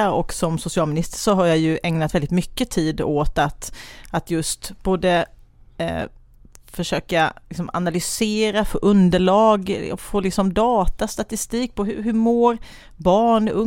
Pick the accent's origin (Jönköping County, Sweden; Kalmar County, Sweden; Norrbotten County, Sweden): Kalmar County, Sweden; Kalmar; Eh, jag är Kalmarbo mamma till två tonåringar. Eh, ja, gift med Jonas och har en hund som heter Tage, bor i Kalmar som jag älskar.